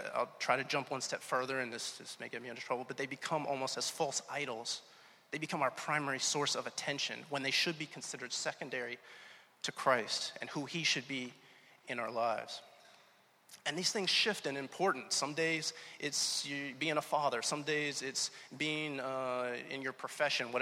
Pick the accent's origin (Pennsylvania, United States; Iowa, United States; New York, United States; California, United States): Pennsylvania, United States; Pittsburgh; also born or lived in Atlanta, Georgia; now in Rhode Island, United States; I'm really from Pittsburgh originally